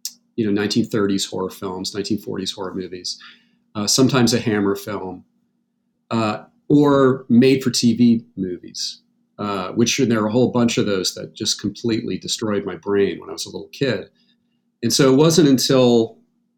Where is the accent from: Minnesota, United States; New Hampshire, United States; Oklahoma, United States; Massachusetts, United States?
New Hampshire, United States; I grew up in New Hampshire